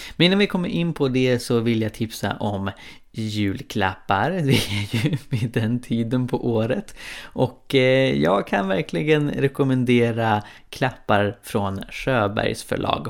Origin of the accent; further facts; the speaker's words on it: Karlstad, Värmland, Sweden; also born or lived in Uppsala; hemma i Karlstad där, där vi bodde jag och min syster med mamma vanligtvis